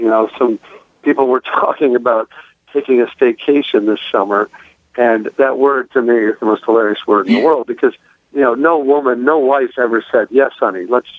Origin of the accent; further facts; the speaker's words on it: Midwest, United States; He was Jewish, and I was Catholic, and I was from the Midwest, and he was from New York.